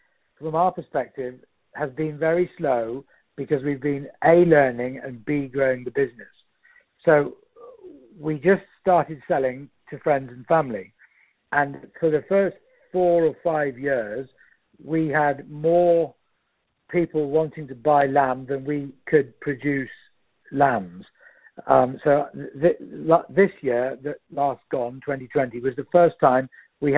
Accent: Shropshire, West Midlands, United Kingdom; moved away as an adult; now in Doylesburg, United States; we've always grown up with, being from Britain in Shropshire.

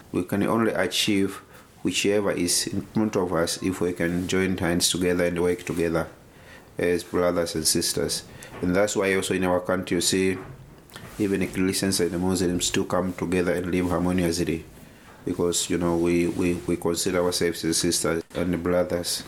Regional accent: Tanzania

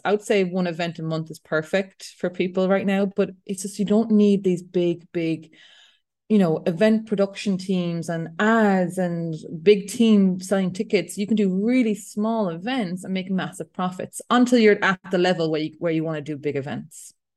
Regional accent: Ireland; I'm European, I'm Irish

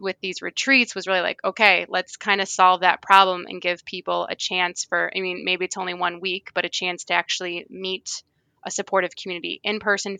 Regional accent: Michigan, United States; I'm from Michigan, so we have a lot of lakes and rivers.

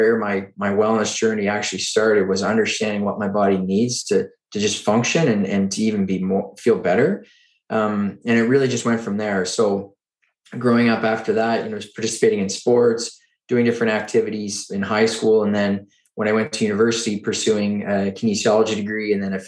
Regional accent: Oxford, Nova Scotia, Canada; now in Ottawa, Canada; I grew up in Eastern Canada in a small town called Oxford, Nova Scotia

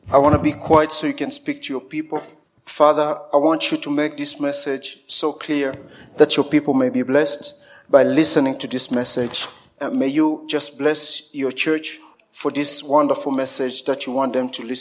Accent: DR Congo; born there; also born or lived in Zimbabwe; So I was born in Congo, and I, I had a chance to, to walk around so many uh, part of the Congo.

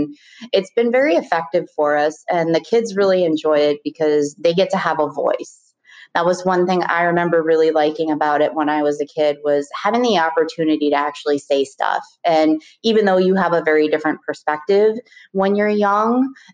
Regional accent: Tequesta, Florida, United States; also born or lived in Richmond, Virginia / Charlottesville, Virginia; I spent the majority of my years growing up in South Florida in a town that was small called Sequesta, which is right north of Jupiter

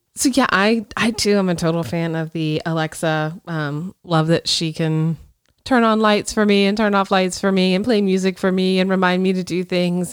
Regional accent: Pensacola, Florida, United States; I grew up in Pensacola, which is northwest Florida over by the Alabama border.

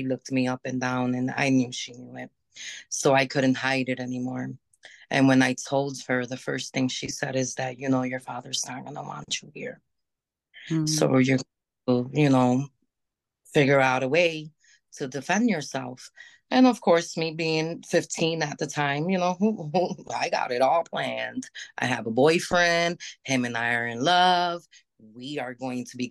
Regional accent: New York, United States; also born or lived in Hudson Valley / Puerto Rico (parents); now in Rochester, United States; I was born in the area of New York City.

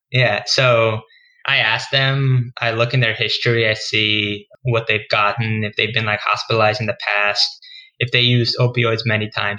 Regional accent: New York City, New York, United States; moved away as an adult; now in Boston, United States; I'm originally from New York. I grew up in Queens

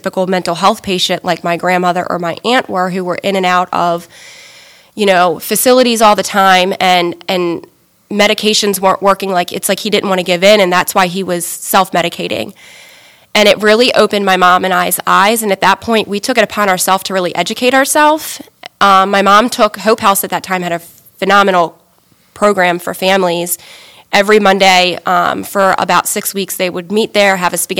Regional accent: Pasadena, Maryland, United States; I grew up in Anne Arundel County in Pasadena.

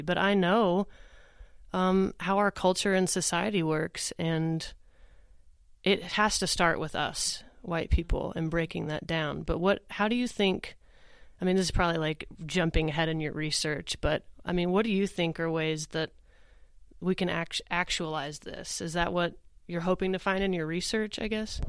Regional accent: Oklahoma, United States; I grew up in the Methodist Church here in Oklahoma

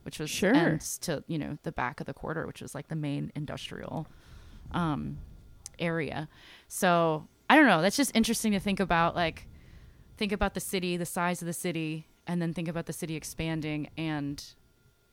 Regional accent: New Orleans, Louisiana, United States; I'm a New Orleans native. I grew up in Lakeview

